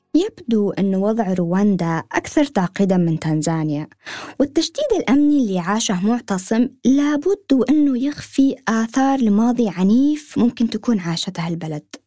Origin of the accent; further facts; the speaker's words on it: Yemen; وأنا صغيرة في اليمن